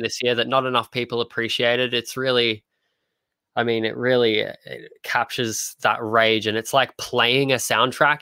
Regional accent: Australia; as an Australian

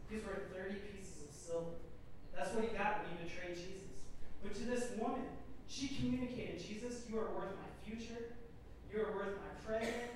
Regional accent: Minnesota, United States; America, born and raised in Minnesota.

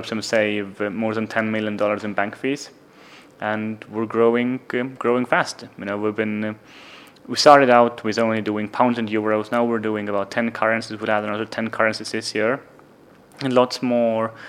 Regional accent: Estonia; moved away as an adult; now in London, United Kingdom; So I was born in Soviet Union. I grew up in Estonia

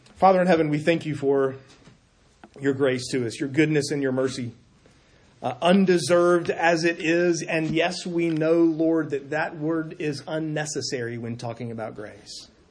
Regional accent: South Carolina, United States; moved away; I'm from South Carolina.

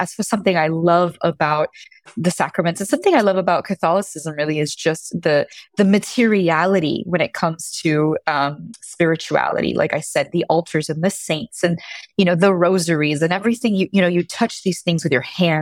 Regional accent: Miami, Florida, United States; I'm Cuban American and I'm originally from Miami, Florida

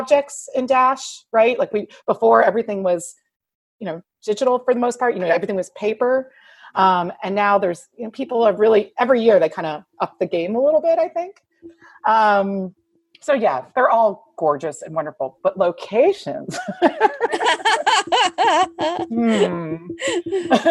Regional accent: Houston, Texas, United States; I am from Houston

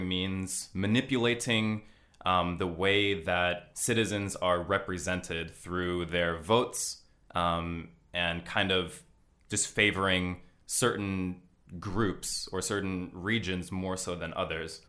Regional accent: Los Angeles, California, United States; moved away as an adult; also born or lived in Hokkaido; now in Tokyo, Japan; I'm from Los Angeles

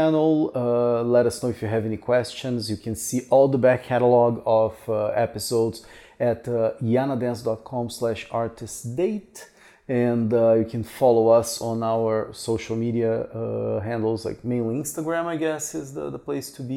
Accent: Curitiba, Paraná, Brazil; moved away; from Curitiba, which is my... I was not born here, but I consider this my hometown

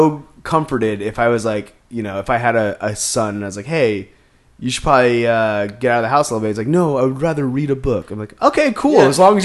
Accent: Maine, United States; I grew up in Maine

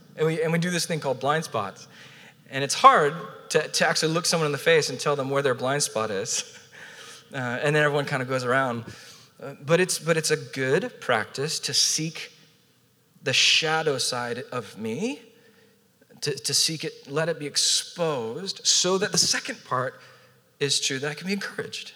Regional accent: Southern California, United States; also born or lived in Portland, Oregon / Orange County, California; now in San Diego, United States; born and raised in Southern California

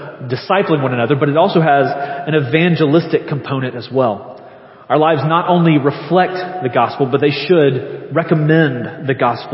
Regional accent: Leeds, Alabama, United States; I'm from Leeds

